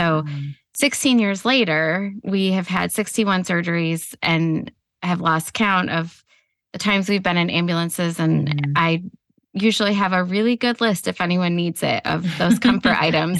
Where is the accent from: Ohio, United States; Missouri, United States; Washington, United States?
Ohio, United States; I've been married to my husband 22 years. We are from Ohio.